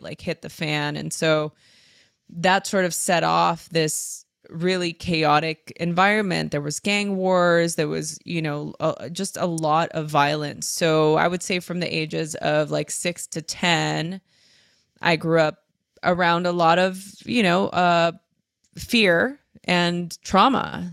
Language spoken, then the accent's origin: English; Los Angeles, California, United States; I grew up in East LA. Uh, I was born and raised Los Angeles.